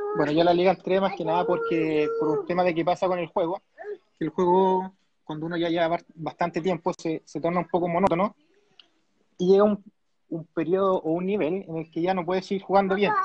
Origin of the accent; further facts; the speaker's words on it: Chile; yo soy de Chile